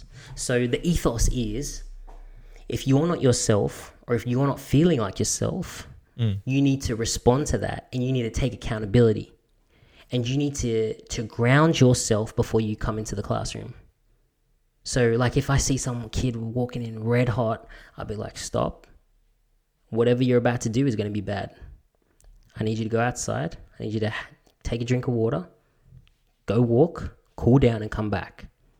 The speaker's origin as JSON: {"language": "English", "town": "Bankstown", "region": "New South Wales", "country": "Australia", "tie": "born or raised there", "also_born_or_lived": "Punchbowl", "said": "because I've grown up and so have you, growing up in Punchbowl and Bankstown, there's a certain way of talking to people."}